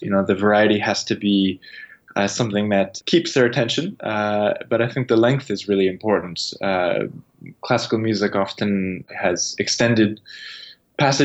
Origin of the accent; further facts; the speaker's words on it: Toronto, Ontario, Canada; I'm from Toronto and I grew up in the city